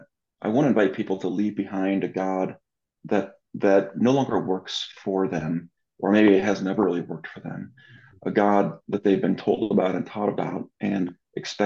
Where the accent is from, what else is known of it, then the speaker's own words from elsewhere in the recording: Southern California, United States; moved away as an adult; also born or lived in San Diego, California / Orange County, California; now in Denver, United States; I'm originally from Southern California